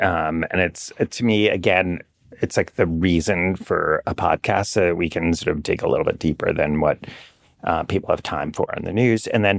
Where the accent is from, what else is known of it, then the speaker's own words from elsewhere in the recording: New York City, New York, United States; And I should know this. I'm a New Yorker.